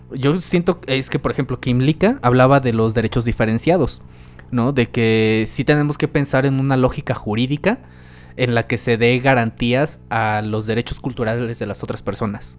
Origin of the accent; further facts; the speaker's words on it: Mexico; somos conocidos los mexicanos